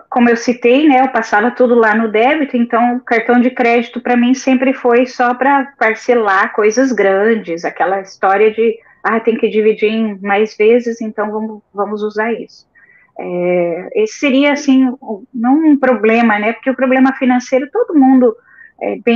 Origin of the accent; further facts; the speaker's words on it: São José dos Pinhais, Paraná, Brazil; now in Blumenau, Brazil; já há quatro anos vivemos aqui, viemos do Paraná, de São José dos Pinhais.